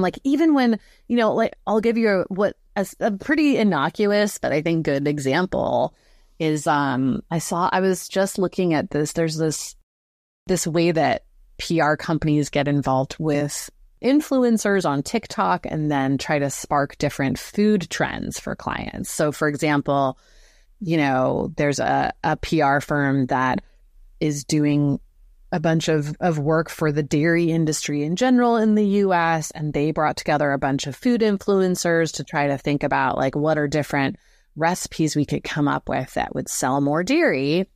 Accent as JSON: {"language": "English", "region": "Southern California", "country": "United States", "tie": "born or raised there", "said": "I grew up in Southern California, so near the Pacific."}